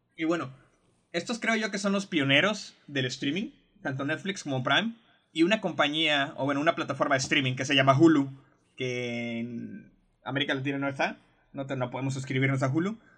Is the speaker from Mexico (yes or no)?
yes; Mexico; Algo que tenemos los mexicanos